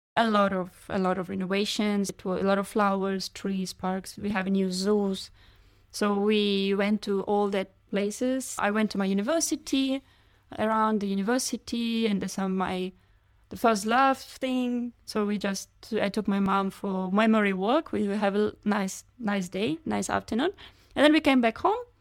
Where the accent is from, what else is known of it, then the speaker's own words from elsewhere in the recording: Kharkiv, Kharkiv Oblast, Ukraine; English is a second language; moved away; Kharkiv is my hometown.